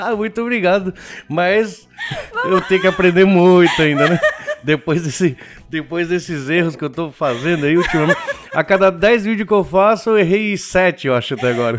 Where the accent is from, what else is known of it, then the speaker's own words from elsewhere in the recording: Argentina; now in Japan; eu fui criado na Argentina